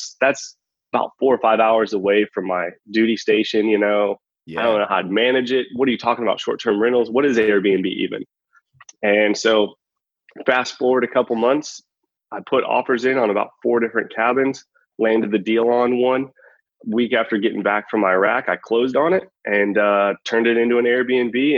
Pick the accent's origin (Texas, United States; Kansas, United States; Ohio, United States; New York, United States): Kansas, United States; a little town just outside of Wichita; moved away; originally from Kansas, born and raised in a little town just outside of Wichita